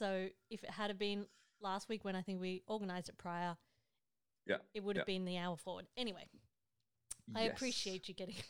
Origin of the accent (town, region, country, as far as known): Australia; born or raised there; moved away